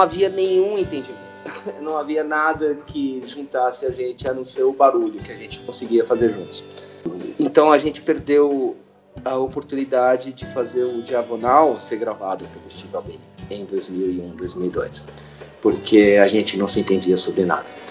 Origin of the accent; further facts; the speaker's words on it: São Paulo, Brazil; also born or lived in Santa Bárbara d'Oeste, São Paulo; Eu, eu nasci em Santa Bárbara do Oeste. Eu nasci no interior de São Paulo, mas eu cresci na Teodoro Sampaio